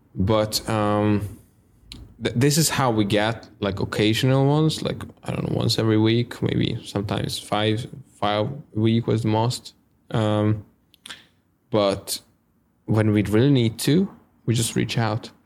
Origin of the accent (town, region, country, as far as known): Hungary; English is a second language